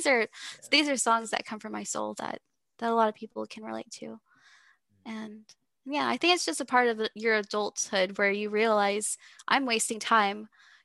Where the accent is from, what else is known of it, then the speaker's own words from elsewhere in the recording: Texas, United States; accent: Texas; Sorry, you can hear my Texas accent.